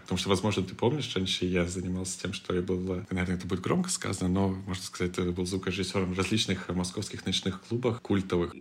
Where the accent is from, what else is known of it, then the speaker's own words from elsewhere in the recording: Moscow, Russia; moved away as an adult; also born or lived in Istanbul, Turkey; мы из России, мы из Москвы